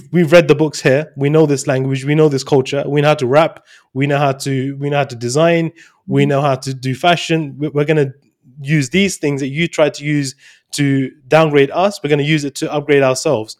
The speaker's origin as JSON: {"language": "English", "region": "London", "country": "United Kingdom", "said": "I'm from London"}